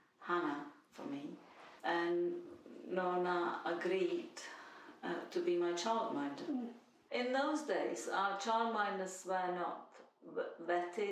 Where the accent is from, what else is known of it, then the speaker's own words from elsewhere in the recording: Prague, Czechia; now in London, United Kingdom; I was born in 1948 in Prague, Czech Republic.